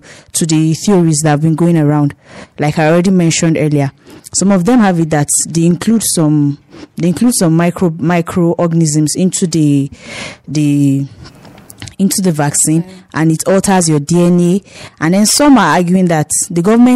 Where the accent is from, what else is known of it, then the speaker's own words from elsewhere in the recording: Nigeria; Nigerians, for long we suffered a lot of things from our leaders.